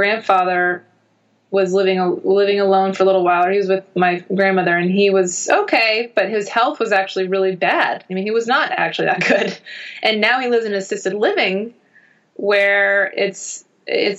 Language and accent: English; United States; I'm American